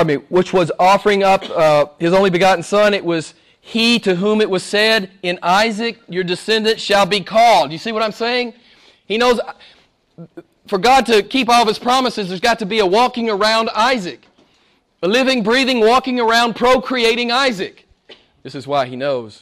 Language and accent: English; the Bible Belt, United States; I grew up in the Bible Belt in the States